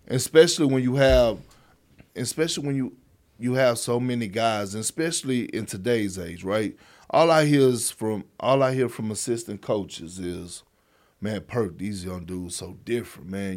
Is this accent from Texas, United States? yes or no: yes; Beaumont, Texas, United States; also born or lived in Port Arthur, Texas; my hometown